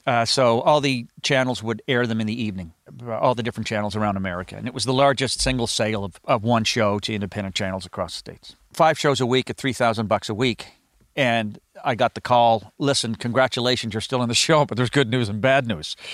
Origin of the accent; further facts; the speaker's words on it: Halifax, Nova Scotia, Canada; moved away; also born or lived in Los Angeles / Toronto; had a great set of friends growing up in Halifax